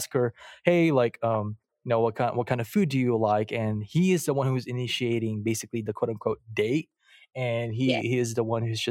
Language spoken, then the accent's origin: English; Philippines; moved away; I'm from the Philippines. I was born and raised there